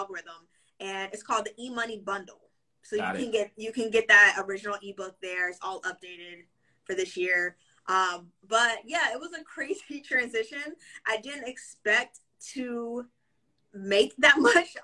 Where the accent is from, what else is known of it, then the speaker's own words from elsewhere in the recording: Waldorf, Maryland, United States; I was born and raised in the DMV, so Maryland specifically